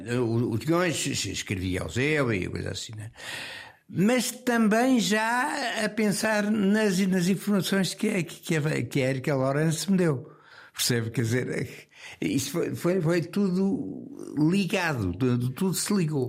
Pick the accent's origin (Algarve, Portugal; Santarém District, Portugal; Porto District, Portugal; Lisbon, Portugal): Lisbon, Portugal; eu nasci no Campo Grande uh, numa, numa casa que foi, que, que foi a última coisa que, que, me ligou a Lisboa